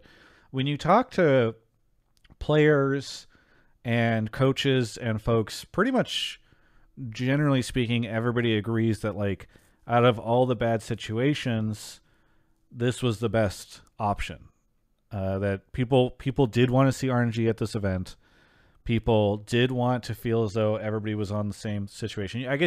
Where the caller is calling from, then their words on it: Denver, Colorado, United States; calling in from Denver, Colorado.